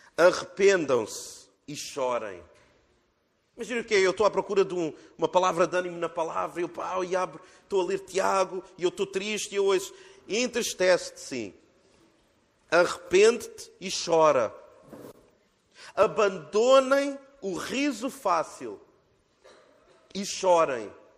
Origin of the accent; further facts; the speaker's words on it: Portugal; nós, como portugueses